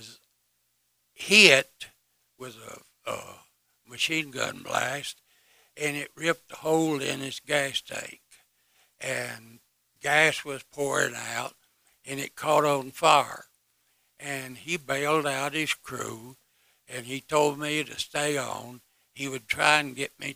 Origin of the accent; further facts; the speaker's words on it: Greer, South Carolina, United States; moved away as an adult; I was born in South Carolina, between Greenville and Spartanburg, little town of Greer